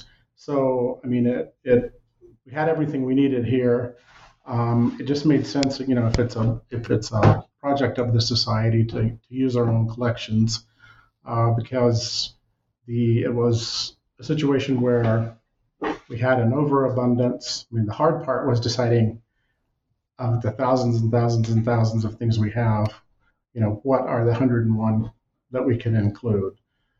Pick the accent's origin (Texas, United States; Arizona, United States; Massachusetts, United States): Texas, United States; moved away as an adult; now in Montana, United States; I came 36 years ago thinking I'd stay a year or two. I'm from Texas originally, always loved history, always wanted to come to Montana.